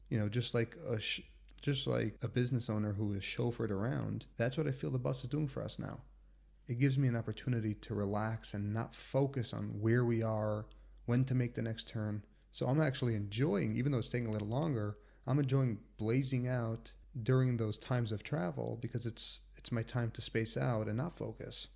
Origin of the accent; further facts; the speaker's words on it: United States; moved away as an adult; also born or lived in New York / Washington; now in Israel; I'm, I'm from America